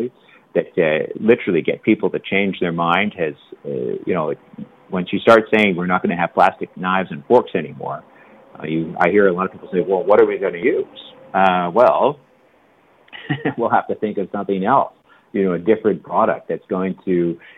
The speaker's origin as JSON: {"language": "English", "country": "Canada", "said": "as a Canadian"}